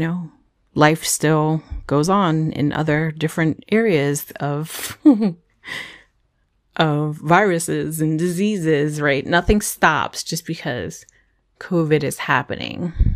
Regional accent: Howard County, Maryland, United States; also born or lived in Brooklyn, New York; we came from New York, from Brooklyn, New York, to Howard County, Maryland

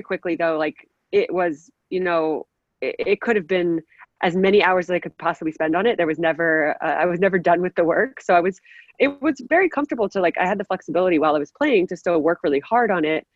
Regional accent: New Jersey, United States; also born or lived in North Carolina; I'm originally from New Jersey, which is where I live now. Grew up playing soccer here

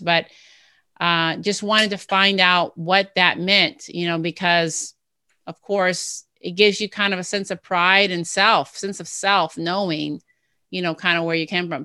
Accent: Ohio, United States; I was from Ohio

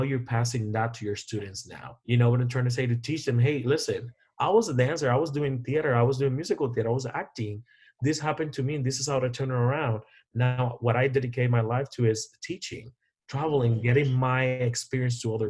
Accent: Puerto Rico; now in Las Vegas, United States; I'm from Puerto Rico

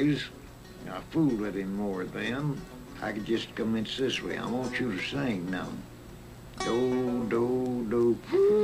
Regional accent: Kaufman County, Texas, United States; moved away as an adult; now in California, United States; I was born in Kaufman County, Texas

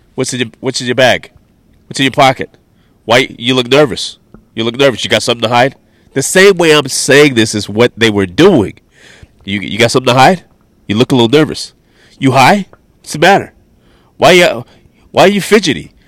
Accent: New York, United States; I'm from New York State

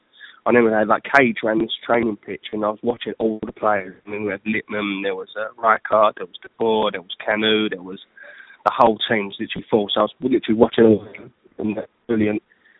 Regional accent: Enfield, London, United Kingdom; I'm from Enfield

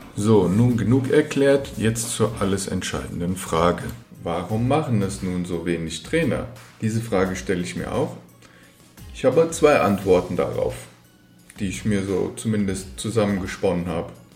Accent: Frankfurt am Main, Hesse, Germany; ich bin in Frankfurt am Main geboren und aufgewachsen

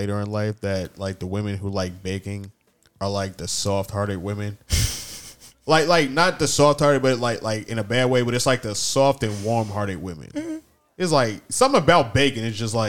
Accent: New York, United States; I grew up in New York and shit.

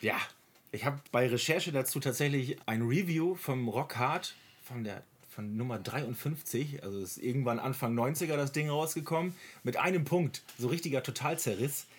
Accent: Oldenburg, Lower Saxony, Germany; ich als Oldenburger

